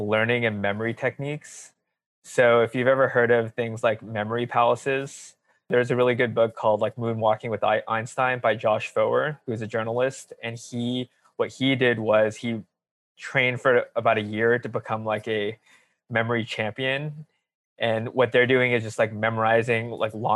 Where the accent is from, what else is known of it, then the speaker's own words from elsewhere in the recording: Alameda, California, United States; also born or lived in Los Angeles, United States; I grew up in the Bay Area. I had a pretty good childhood. Yeah, kind of spent, say, grade school all the way to high school in a small town called Alameda